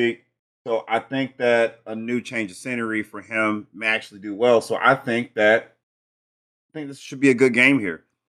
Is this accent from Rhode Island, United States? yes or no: no; Georgia, United States; about an hour and a half from my hometown in a different state. I'm from Georgia